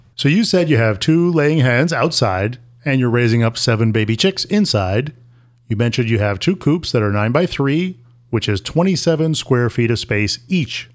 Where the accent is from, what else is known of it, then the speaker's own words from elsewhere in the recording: Syracuse, New York, United States; moved away; I grew up in Syracuse, New York, and that is not the same thing as New York City.